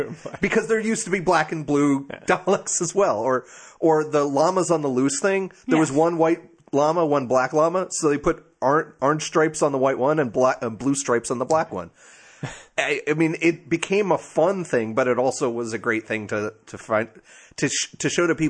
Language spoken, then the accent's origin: English; Brooklyn, New York, United States; You can't tell me no different, because I'm from Brooklyn.